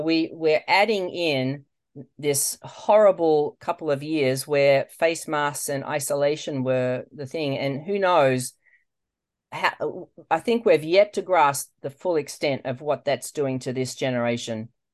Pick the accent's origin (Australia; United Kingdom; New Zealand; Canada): Australia; moved away as an adult; now in United States; You probably can't tell from my voice, um, that I'm from Australia, but I am.